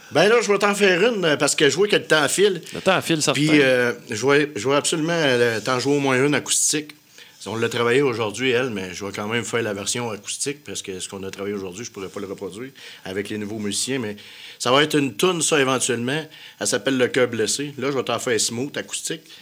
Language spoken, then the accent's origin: French; Quebec, Canada; Moi, je viens du Québec, c'est là ce qui fait faire.